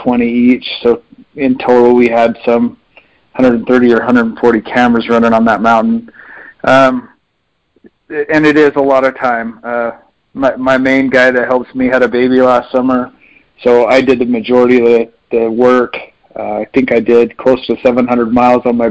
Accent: central Utah, United States; I grew up hunting here centrally in Utah

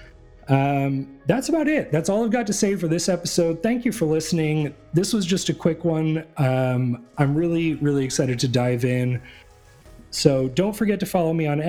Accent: New England, United States; also born or lived in Boston, Massachusetts / Providence, Rhode Island / Denver, Colorado; now in coastal Oregon, United States; I grew up in New England. I grew up in Massachusetts and Rhode Island.

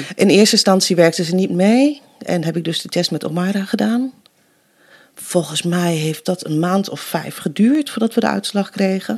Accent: Nijverdal, Overijssel, Netherlands; accent: Twente; also born or lived in Colombia; now in Deventer, Netherlands; Vijf maanden jong was ik toen ik naar Nederland kwam. Ik Ben opgegroeid in Twente. Kan je misschien een beetje horen nog.

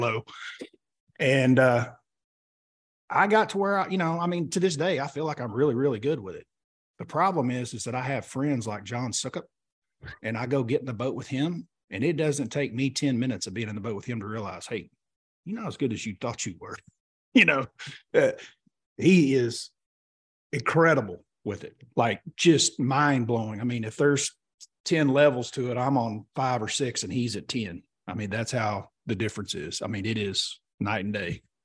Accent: Oklahoma, United States; we grew up here in Oklahoma together

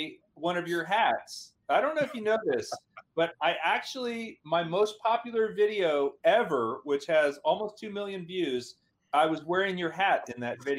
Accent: Houston, Texas, United States; I grew up in Houston.

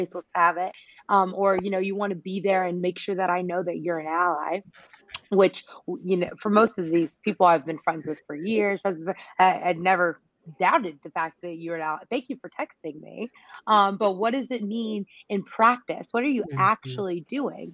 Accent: North Carolina, United States; I'm from North Carolina

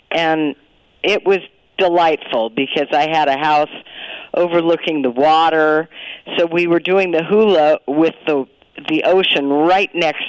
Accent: Sacramento, California, United States; moved away; also born or lived in Hawaii; I was growing up in Sacramento

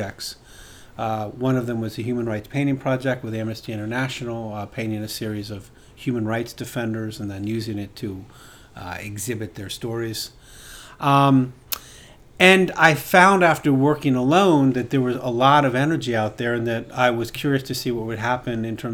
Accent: Bethesda, Maryland, United States; moved away; also born or lived in Boston; I was born in the suburbs of Washington, D.C., in Bethesda, Maryland

